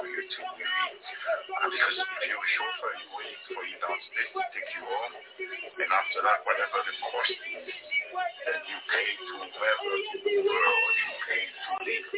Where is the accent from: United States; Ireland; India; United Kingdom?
United States; Harrisburg, Pennsylvania; I'm from Harrisburg